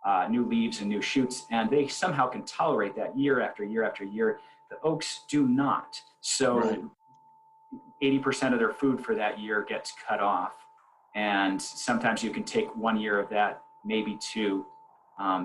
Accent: Belchertown, Massachusetts, United States; We in my hometown, Belchertown

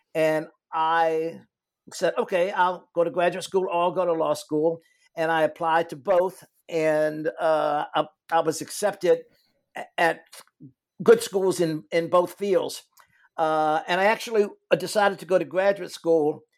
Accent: Richmond, Virginia, United States; I grew up in Richmond, Virginia

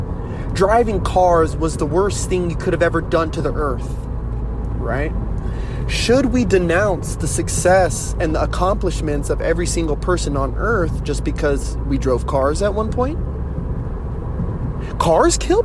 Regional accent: United States; I'm Native American

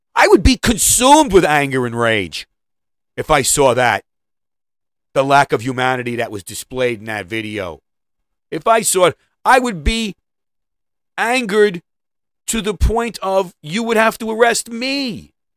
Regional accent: New York, United States; I'm from New York

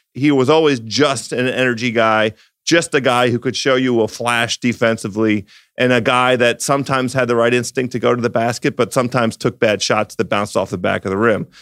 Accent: Washington, District of Columbia, United States; My hometown team, the local Almost Bullets

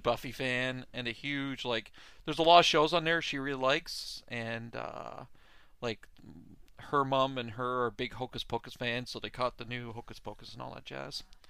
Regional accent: Canada; I'm from Canada

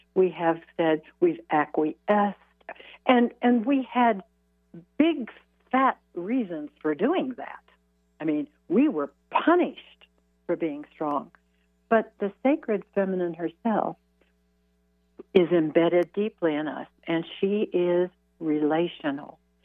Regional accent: Midwest, United States; I was raised in the Midwest

